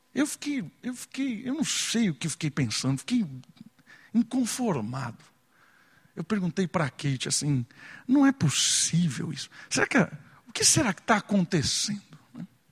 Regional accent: Atibaia, São Paulo, Brazil; E na minha adolescência, em Atibaia, quando eu tinha 13, 14 anos

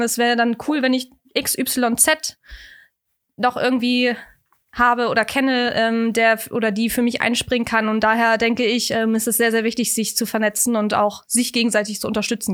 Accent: Kiel, Schleswig-Holstein, Germany; moved away as an adult; now in Hamburg, Germany; ich komme ursprünglich aus Kiel, wohne jetzt seit drei Jahren in Hamburg

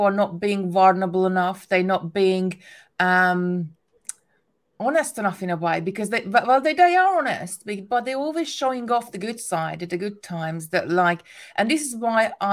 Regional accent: Hungary; English is a second language; moved away; I'm originally from Hungary, English is my second language

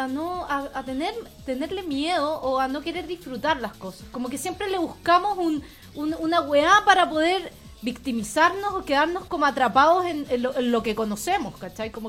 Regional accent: Venezuela; Hola, soy … venezolana

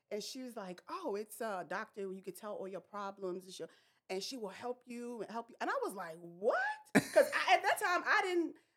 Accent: New York City, New York, United States; I grew up in Brooklyn, New York

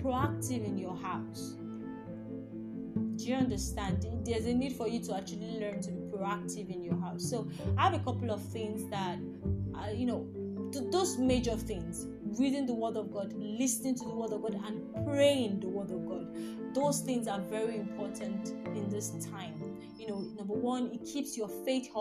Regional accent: Nigeria; I'm from Nigeria

